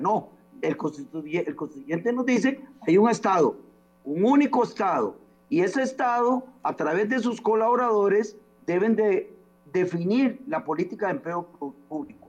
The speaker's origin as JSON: {"language": "Spanish", "country": "Costa Rica"}